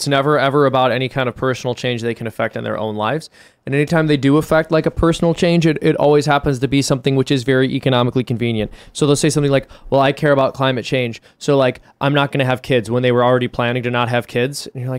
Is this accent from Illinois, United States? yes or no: yes; Chicago, Illinois, United States; I said, I was born here. But everybody, like, Irishman. I was born in Chicago.